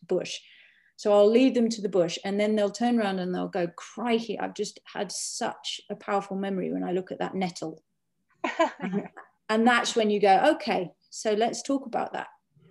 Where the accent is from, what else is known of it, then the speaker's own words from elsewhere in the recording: Cumbria, North West England, United Kingdom; where I grew up in Cumbria